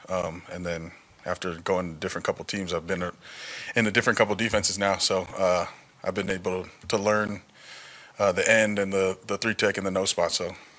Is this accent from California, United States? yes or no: yes; California, United States; moved away as an adult; now in Las Vegas, United States; I'm from California, born and raised